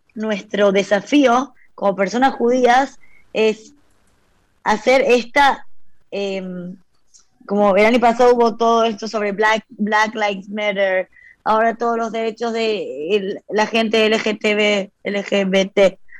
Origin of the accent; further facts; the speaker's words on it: Argentina; now in Israel; éramos, no sé, como 500 argentinos ahí metidos con la bandera cantando